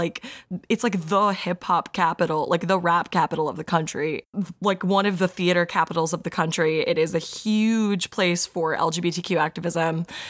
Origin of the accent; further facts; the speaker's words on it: Georgia, United States; it's my home state.